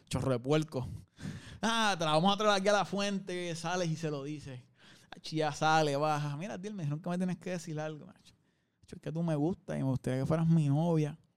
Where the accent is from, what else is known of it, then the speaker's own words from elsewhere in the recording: Caguas, Puerto Rico; also born or lived in Gurabo; Cagua. ¿De Cagua? Cagua. Intermedio estudié en Gurabo y después volví a Cagua. en verdad Cagua y Gurabo lo digo como si fuera lejos.